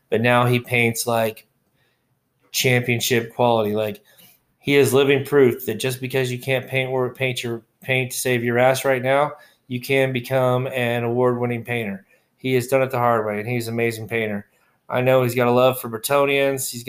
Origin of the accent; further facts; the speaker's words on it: Texas, United States; You know, I'm from Texas and I got my cowboy boat on and my shit kickers on.